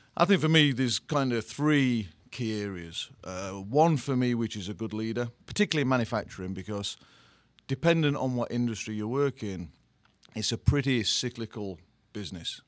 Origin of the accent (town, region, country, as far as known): England, United Kingdom; accent: English; moved away as an adult; also born or lived in Sweden; now in New Jersey, United States